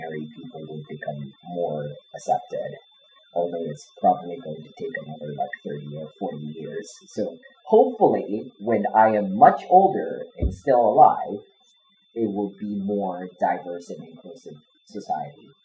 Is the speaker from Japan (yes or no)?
yes; Japan